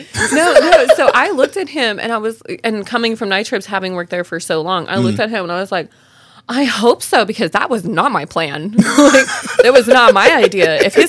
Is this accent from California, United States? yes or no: yes; California, United States; now in Tulsa, United States; I don't understand why my mom didn't like it here in Tulsa, but I love it here. And I'm originally from California.